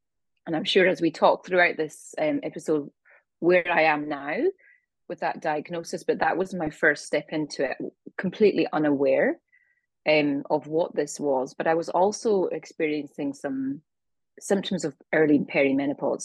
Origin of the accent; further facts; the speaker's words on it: Scotland, United Kingdom; also born or lived in east coast of Australia; now in Australia; I'm originally from Scotland.